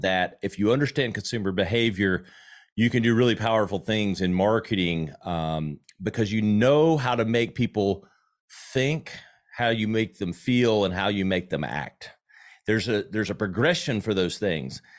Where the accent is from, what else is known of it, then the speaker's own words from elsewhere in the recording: South Carolina, United States; accent: Southern; I grew up in South Carolina